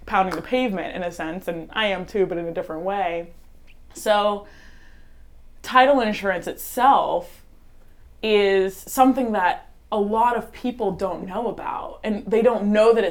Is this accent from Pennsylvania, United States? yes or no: no; Jensen Beach, Florida, United States; I'm born and raised in Jensen Beach, Florida, just 30 minutes up the coast from here